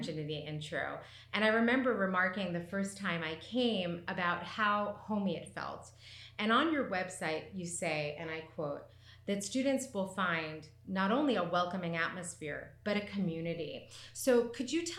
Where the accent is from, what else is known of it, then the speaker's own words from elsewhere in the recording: United States; now in Florence, Italy; my home country